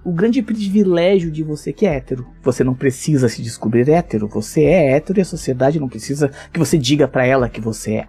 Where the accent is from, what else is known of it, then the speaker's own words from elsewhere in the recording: Esteio, Rio Grande do Sul, Brazil; Eu sou de Esteio, fica a 20 quilômetros de Porto Alegre, Rio Grande do Sul